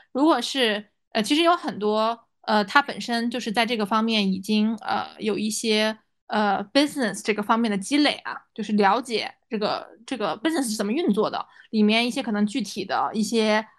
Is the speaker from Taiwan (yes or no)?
no; China; moved away as an adult; now in United States; 作为中国人